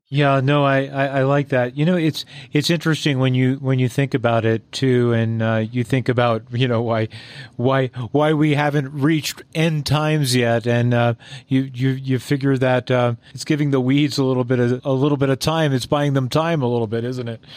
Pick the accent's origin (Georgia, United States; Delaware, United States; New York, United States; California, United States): New York, United States; Long Island; where I grew up in Long Island, New York